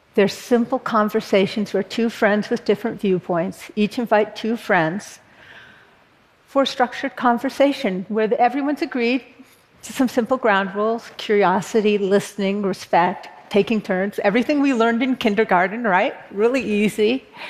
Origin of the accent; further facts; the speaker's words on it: Berkeley, California, United States; I was born in Berkeley, California, a notoriously progressive college town. And I live there now